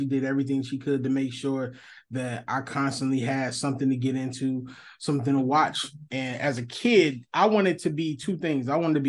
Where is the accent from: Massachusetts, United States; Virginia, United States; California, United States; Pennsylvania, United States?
Pennsylvania, United States; Philadelphia; I'm from North Philly. As a kid, all we did was move around a lot.